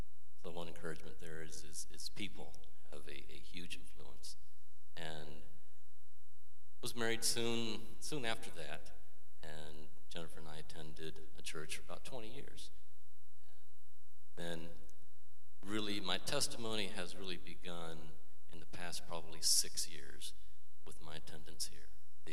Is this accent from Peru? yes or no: yes; Peru; My parents are missionaries, and went to a missionary children's school. Just a conservative life growing up in Peru.